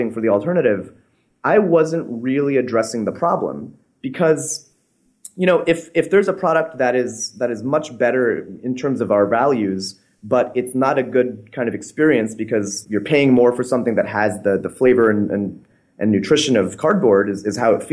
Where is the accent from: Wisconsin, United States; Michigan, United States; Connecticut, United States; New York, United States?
Connecticut, United States; I grew up in Connecticut as a fairly normal American kid